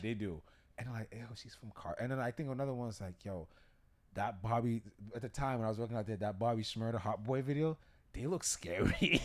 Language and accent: English; Massachusetts, United States; we're from Massachusetts, we're from New England